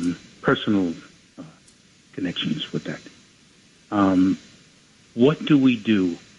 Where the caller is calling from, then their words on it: Florida, United States; I'm calling from Florida.